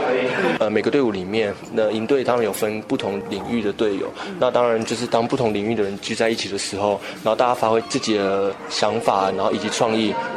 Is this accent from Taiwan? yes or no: yes; Taiwan; 然后我来自台湾，然后目前就读台北名传大学的企业管理学系。